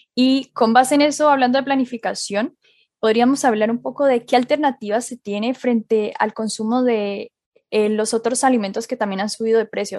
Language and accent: Spanish; Colombia; now in Chile; yo soy colombiana y en Colombia se come maduro frito todos los días